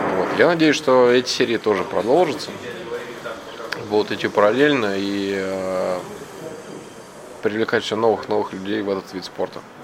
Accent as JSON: {"language": "Russian", "region": "Moscow", "country": "Russia", "said": "я из Москвы."}